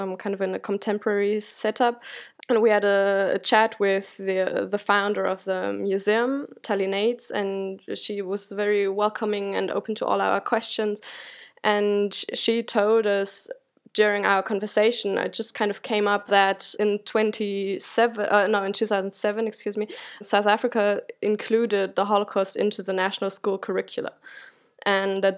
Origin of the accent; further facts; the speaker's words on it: Germany; as a German